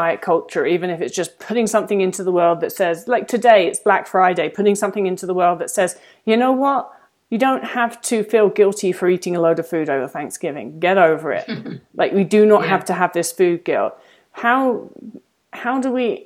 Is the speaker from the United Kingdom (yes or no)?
yes; England, United Kingdom; now in United States; the sort of church that I grew up around in England